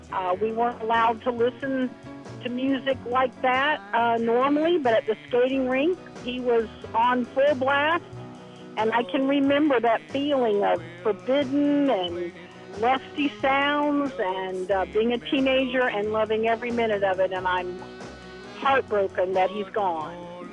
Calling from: Sarasota, Florida, United States; I'm calling from Sarasota, Florida.

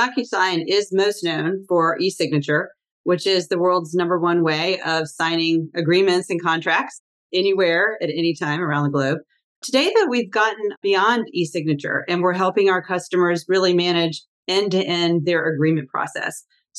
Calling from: Washington, District of Columbia, United States; I'm in Washington, D.C.

